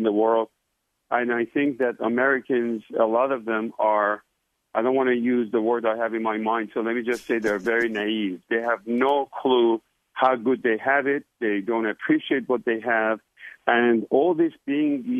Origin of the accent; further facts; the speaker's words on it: Iran; now in United States; I was born in Iran, beautiful, beautiful country.